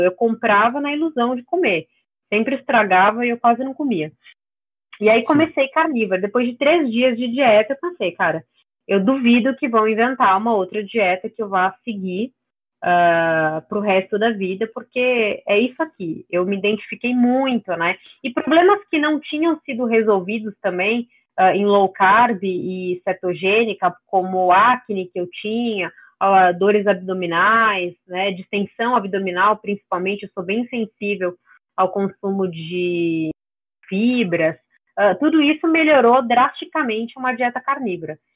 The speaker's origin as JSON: {"language": "Portuguese", "region": "São Paulo", "country": "Brazil", "tie": "born or raised there", "said": "Eu nasci em São Paulo e eu falo aqui mesmo, então é, não, não sou do sul"}